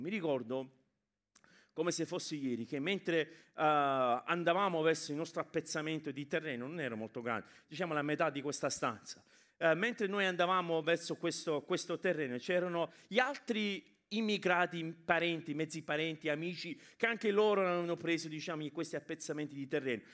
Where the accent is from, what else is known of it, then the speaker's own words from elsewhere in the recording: England, United Kingdom; now in Italy; io sono cresciuto in Inghilterra come immigrati italiani in Inghilterra